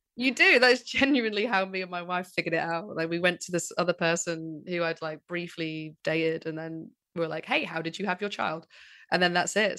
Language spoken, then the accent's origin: English; Manchester, North West England, United Kingdom; accent: northerner; I'm from Manchester